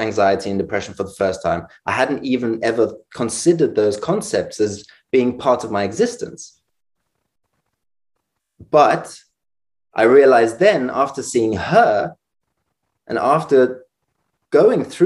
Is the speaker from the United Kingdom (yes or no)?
yes; London, United Kingdom; growing up in London